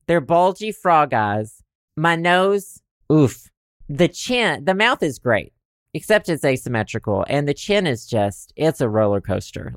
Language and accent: English; Southern United States, United States; accent: Southern; my Southern accent